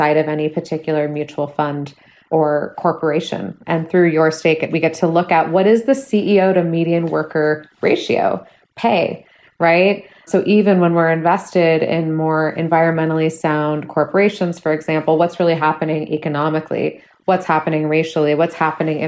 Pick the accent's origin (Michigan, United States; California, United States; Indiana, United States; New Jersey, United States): California, United States; Bay Area; moved away as an adult; now in Minneapolis, United States; I'm from the Bay Area. I've lived there almost my entire life.